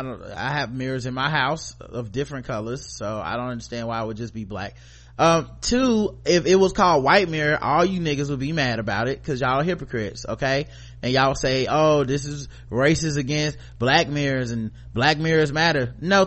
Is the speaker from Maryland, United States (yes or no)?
no; Brooklyn, New York, United States; I figured I might learn something new despite growing up in Brooklyn, being exposed to some aspects of the Hasidic community.